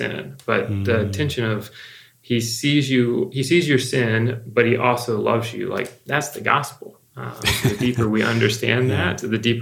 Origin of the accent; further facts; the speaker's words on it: the South, United States; a white male that grew up in the South